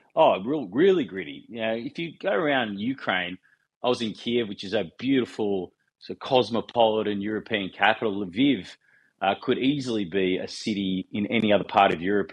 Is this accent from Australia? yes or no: yes; Wollongong, New South Wales, Australia; I grew up in a steel town, I grew up in Wollongong. I live in Wollongong